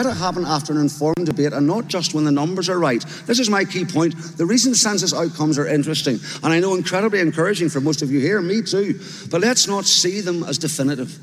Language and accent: English; Northern Ireland, United Kingdom; born or raised there; moved away as an adult; also born or lived in England